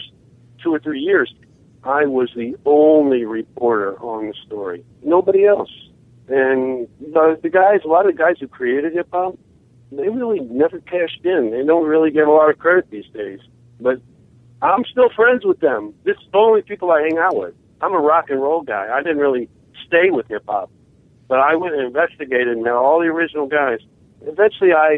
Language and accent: English; Central Illinois, United States; moved away as an adult; now in New York City, United States; I had started my own underground newspaper when I was in high school in Central Illinois